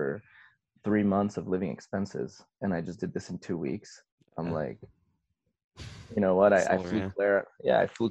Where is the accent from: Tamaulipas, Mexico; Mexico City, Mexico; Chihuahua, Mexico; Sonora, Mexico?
Chihuahua, Mexico; Ciudad Juárez; first language Spanish; English is a second language; also born or lived in El Paso, Texas / San Antonio, Texas / Pensacola, Florida; now in Florida, United States; I'm originally from El Paso, which is a border city with Ciudad Juarez. And so I grew up in Mexico, crossing the bridge every day to come to school in the States so I could learn English.